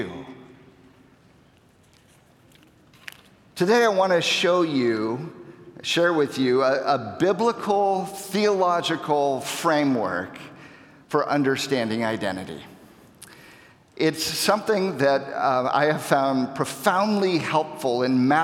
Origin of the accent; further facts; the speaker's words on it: Ohio, United States; also born or lived in Wisconsin; now in Chicago, United States; I grew up in Ohio